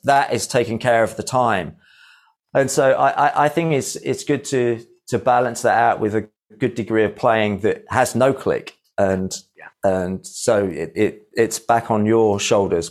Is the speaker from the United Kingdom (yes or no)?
yes; Midlands, United Kingdom; I am from the Midlands, so I grew up with all that sort of heavy rock